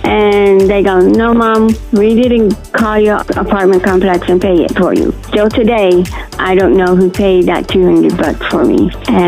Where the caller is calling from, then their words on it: Lubbock, Texas, United States; I'm calling from Lubbock, Texas.